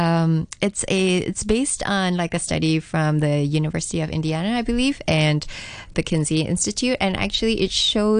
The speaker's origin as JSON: {"language": "English", "country": "Singapore", "tie": "born or raised there", "said": "I grew up in Singapore"}